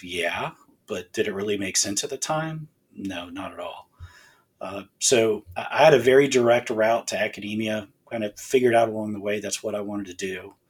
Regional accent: Southwest Florida, United States; now in Alabama, United States; I'm from Southwest Florida.

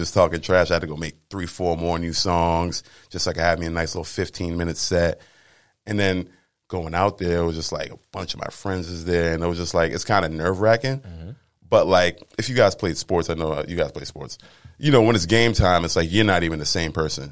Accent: Cambridge, Massachusetts, United States; I'm from Cambridge, Mass.

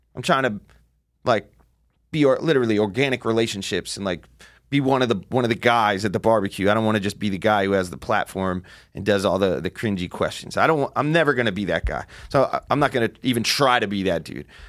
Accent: New Jersey, United States; I grew up in Jersey

